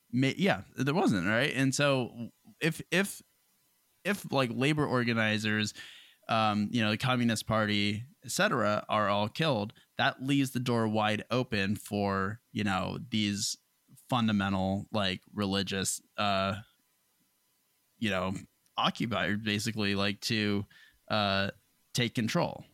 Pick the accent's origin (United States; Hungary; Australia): United States; being an American